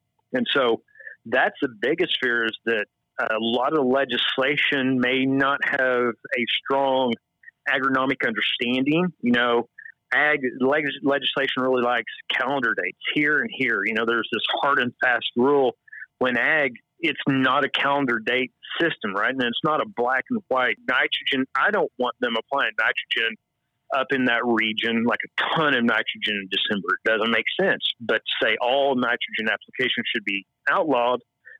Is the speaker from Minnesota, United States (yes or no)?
no; Northeast Oklahoma, United States; So I was born and raised in Northeast Oklahoma. Really no farm background.